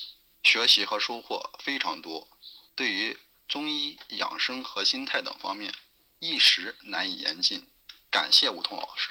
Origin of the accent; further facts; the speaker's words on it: Xi'an, Shaanxi, China; ，今年二十四岁。